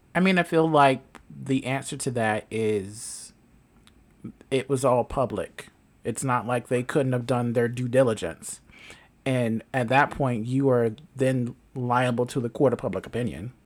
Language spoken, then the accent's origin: English; the South, United States; I grew up in the South